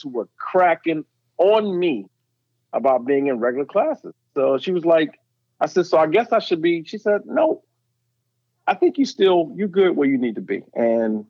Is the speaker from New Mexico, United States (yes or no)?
no; Columbia, South Carolina, United States; I'm from, I grew up in Saxon Homes. I went to public school in Columbia.